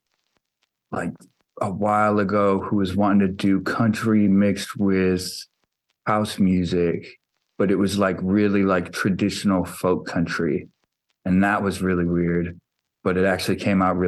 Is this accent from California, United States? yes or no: no; Iowa, United States; also born or lived in Silver Spring, Maryland; I think I was about 2.5 years old when my parents moved out to Iowa